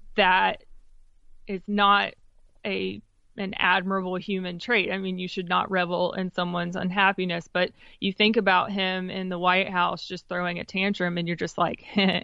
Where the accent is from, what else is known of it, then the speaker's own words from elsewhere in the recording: Wendell, North Carolina, United States; I grew up in Wendell, which is about fifteen minutes east of Raleigh.